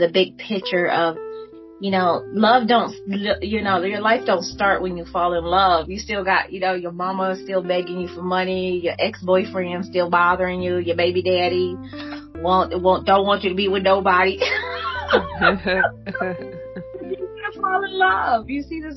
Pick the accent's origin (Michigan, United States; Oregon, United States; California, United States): Michigan, United States; Detroit; growing up in Detroit